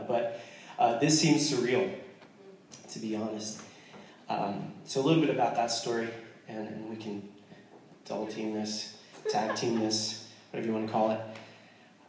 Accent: United States; I'm American

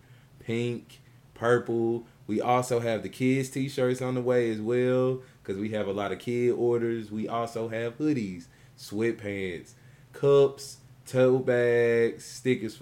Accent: Memphis, Tennessee, United States; We hail from Memphis.

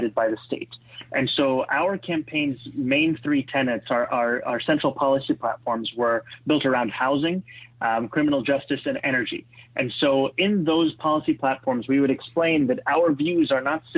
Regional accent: New York City, New York, United States; also born or lived in Kampala, Uganda; I was born and raised in Kampala, Uganda, in East Africa. I immigrated to New York City at the age of 7 in 1999

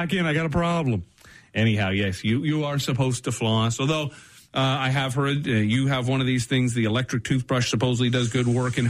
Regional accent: Canada; But as a Canadian, this is the most of the Canadians done on Jeopardy.

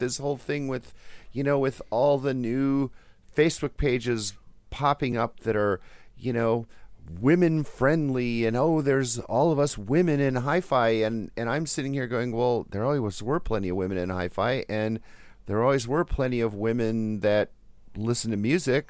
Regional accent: Wisconsin, United States; growing up in Wisconsin

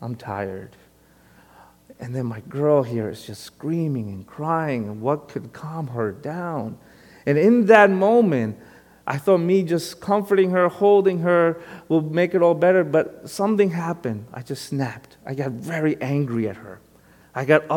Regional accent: New York City, New York, United States; also born or lived in Long Island; Even though most of my life has been on Long Island, if anyone asks me, where are you from? I tell them I'm from Brooklyn. Because originally, I am from Brooklyn, born and raised there

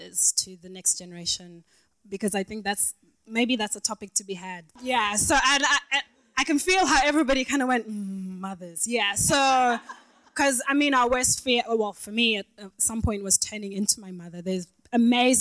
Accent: Zimbabwe; now in Australia; I'm from Zimbabwe, where that is just the staple

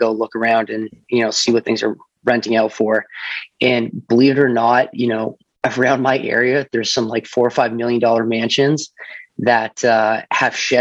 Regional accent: Mississauga, Ontario, Canada; moved away as an adult; now in Oakville, Canada; I grew up in Port Credit

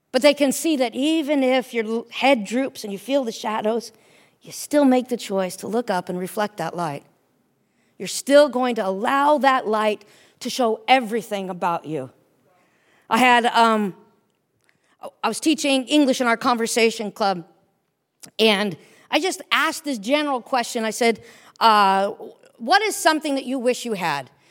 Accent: United States; moved away as an adult; now in Cairo, Egypt; I'm an American, that I'm a Christian

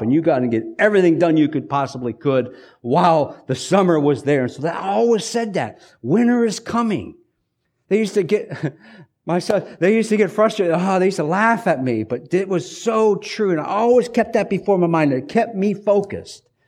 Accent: United States; us as hardworking American Mennonites

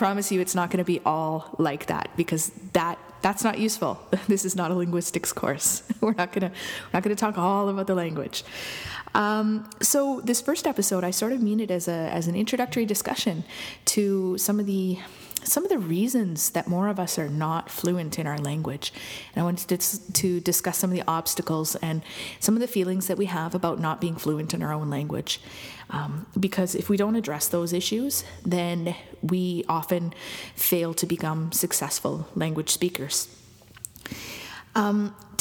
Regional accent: Lac Sainte Anne, Alberta, Canada; now in Montreal, Canada; I'm Métis from Lac Saint Anne, Alberta, although I'm living here in Montreal right now

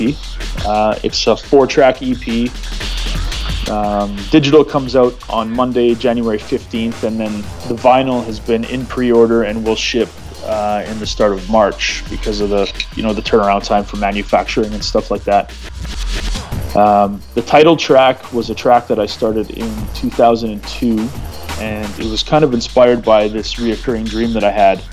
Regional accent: Canada; I'm a Canadian drum and bass artist

